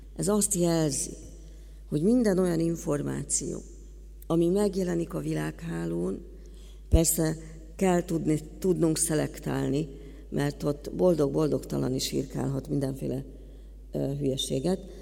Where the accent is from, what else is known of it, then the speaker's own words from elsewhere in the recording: Hungary; mint magyar állampolgárok